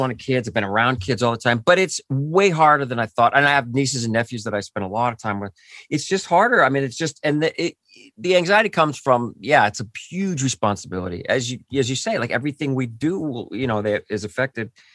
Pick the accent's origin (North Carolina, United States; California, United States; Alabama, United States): California, United States; Orange County; I grew up near Disneyland in, in Orange County, and I, I just, that was my childhood was there